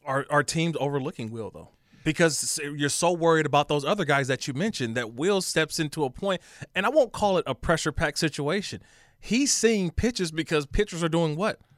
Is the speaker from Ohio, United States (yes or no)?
no; Bay Area, California, United States; now in Los Angeles, United States; I'm born and raised in the Bay Area